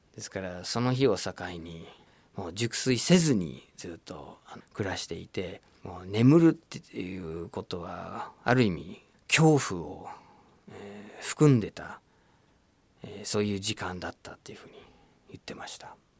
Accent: United States; first language English; Japanese is a second language; moved away as an adult; now in Japan; シカゴっていうアメリカの街僕のふるさとに近いところで

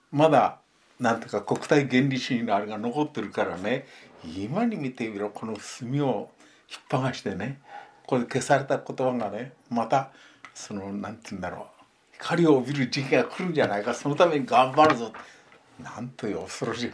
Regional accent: Otaru, Hokkaido, Japan; moved away; also born or lived in Hiratsuka / Yoichi; 北海道です、ね、そうですそうです。でおくの実家が小樽にあったもんですからね。

